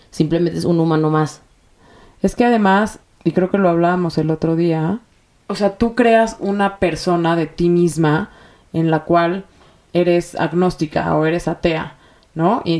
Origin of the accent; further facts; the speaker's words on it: Mexico City, Mexico; born there; tengo 33 años y em, nací en la Ciudad de México, eh, dentro de una familia judía que pertenece, bueno, más bien, que viene de Alepo, Siria.